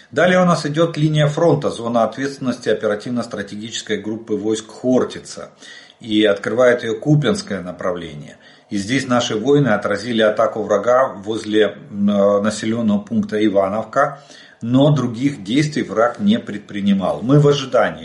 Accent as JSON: {"language": "Russian", "country": "Ukraine", "said": "мы из Украины"}